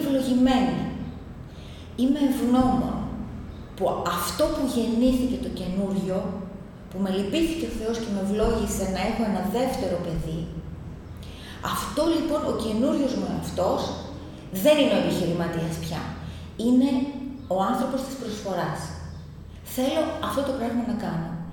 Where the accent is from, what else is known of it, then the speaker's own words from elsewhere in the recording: Pylaros, Kefalonia, Ionian Islands, Greece; Είμαι από την, κατάγομαι μάλλον από την Πύλαρο Κεφαλονιάς, πιο συγκεκριμένα από το χωριό Μακριώτικα